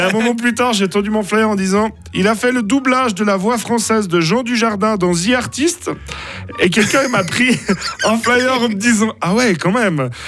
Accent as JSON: {"language": "French", "region": "Fribourg", "country": "Switzerland", "said": "je suis fribourgeois"}